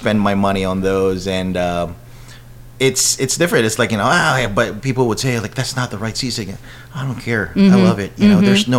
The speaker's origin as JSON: {"language": "English", "town": "Cainta", "region": "Calabarzon", "country": "Philippines", "tie": "born or raised there", "moved": "yes", "lives_now": "Washington, D.C., United States", "said": "I was born and raised in Cainta, Rizal, mm-hmm. So about like half an hour away from Manila."}